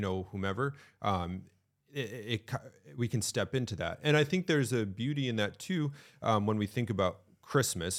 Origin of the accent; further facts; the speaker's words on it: Connecticut, United States; now in New Hampshire, United States; I grew up in Connecticut. I live in New Hampshire